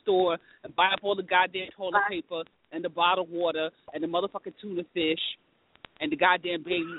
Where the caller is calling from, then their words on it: New York City, New York, United States; Oh, my God. Hi. I am live from New York City. It is snowing out here.